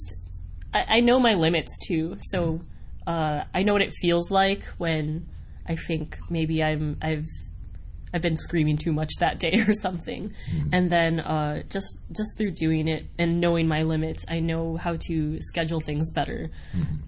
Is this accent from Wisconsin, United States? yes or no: yes; Wisconsin, United States; I grew up in Wisconsin